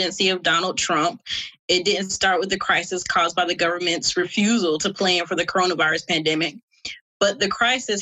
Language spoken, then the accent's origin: English; South Carolina, United States; my home state of South Carolina